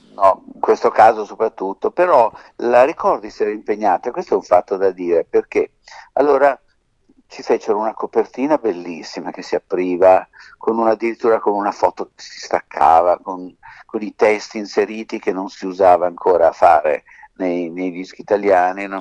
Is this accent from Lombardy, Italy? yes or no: yes; Milan, Lombardy, Italy; also born or lived in Sicily; noi siamo di Milano ovvero siamo nati in Sicilia ma siamo milanesi da sempre